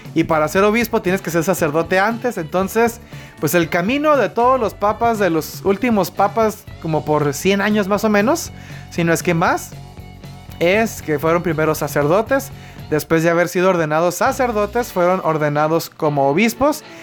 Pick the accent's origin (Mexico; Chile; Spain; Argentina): Mexico; Baja California; yo soy del estado de Baja California